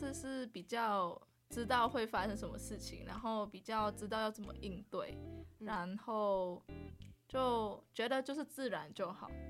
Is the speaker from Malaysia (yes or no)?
yes; Malaysia; moved away as an adult; now in Chiayi, Taiwan; 然后我也是马来西亚人，然后我是来自马来西亚的。算是西部西靠西边的海域，对对，我是靠我住在靠海的地方啦。然后我现在是中正大学的外文系四年级。